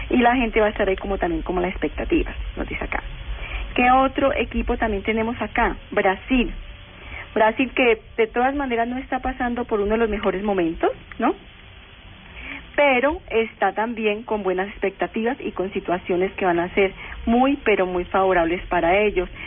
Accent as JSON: {"language": "Spanish", "country": "Colombia", "said": "obviamente como colombianos tenemos que hacerle mucha fuerza a Colombia"}